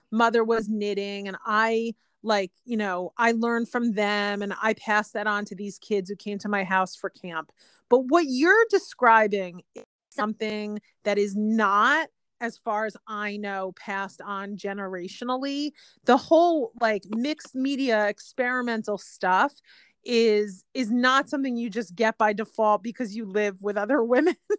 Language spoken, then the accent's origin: English; New Jersey, United States; moved away as an adult; also born or lived in upstate New York / Los Angeles; I grew up in New Jersey and then I went to college in upstate New York